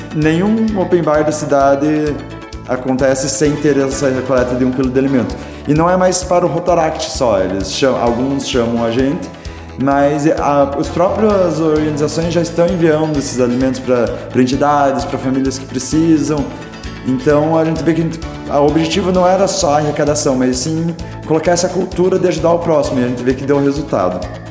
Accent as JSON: {"language": "Portuguese", "town": "Castro", "region": "Paraná", "country": "Brazil", "also_born_or_lived": "Ponta Grossa", "said": "o primeiro Rota Kids de Castro. Eu fui o presidente da primeira gestão"}